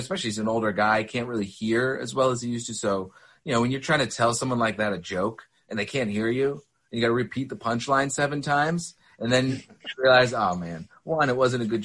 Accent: Philadelphia, Pennsylvania, United States; moved away as an adult; now in Boston, United States; I grew up in Philadelphia

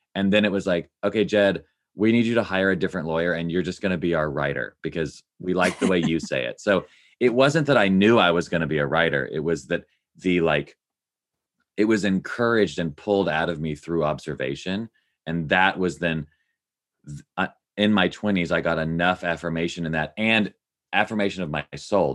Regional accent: Nashville, Tennessee, United States; I grew up in Nashville, Tennessee, love that city, love that place

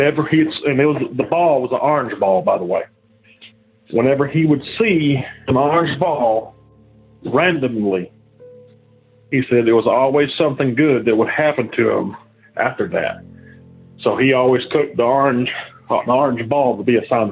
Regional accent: Alabama, United States; I'm from Alabama

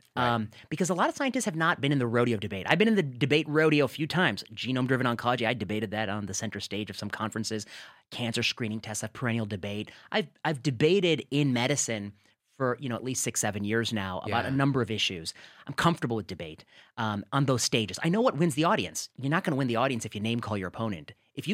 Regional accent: Midwest, United States; As a nerdy Indian kid growing up in the Midwest, I had never been perceived as dangerous.

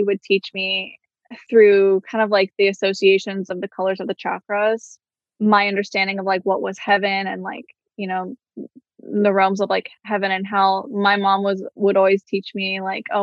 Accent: Midwest, United States; also born or lived in Miami, Florida; I was born in Miami, but at this time I was living in the Midwest.

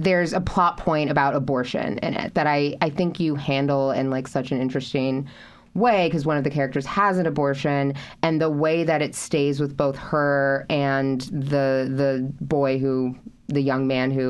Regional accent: West Coast, United States; I'm from the West Coast

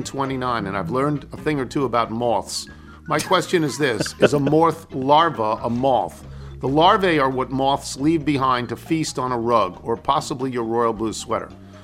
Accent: Hamilton, Ontario, Canada; I heard from a little also from my hometown of Hamilton.

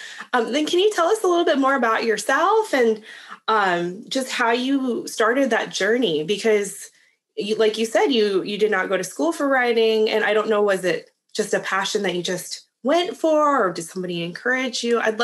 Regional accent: United States; I was born here in the States.

